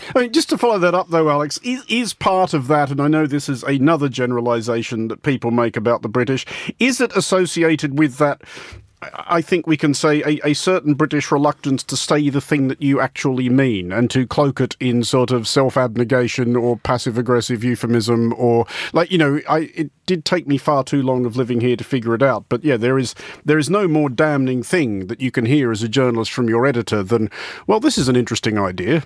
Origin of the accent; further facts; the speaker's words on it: Australia; speaking as an Australian and an outsider to both Britain and the United States